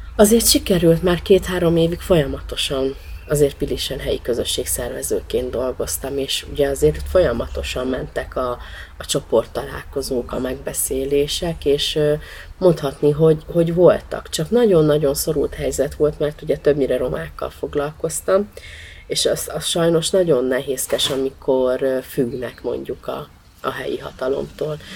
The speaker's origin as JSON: {"language": "Hungarian", "region": "Budapest", "country": "Hungary", "tie": "born or raised there", "also_born_or_lived": "Nagyecsed", "said": "a nyolcadik kerületi kötődésem, én ott nőttem föl, tehát igazából hat hónapos koromban költöztek Nagyecsedről a szüleim föl, az anyukám szüleivel Budapestre, a nyolcadik kerületbe"}